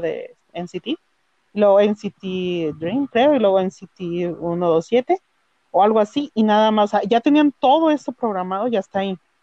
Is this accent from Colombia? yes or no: no; northern Mexico, Mexico; soy de México del norte del país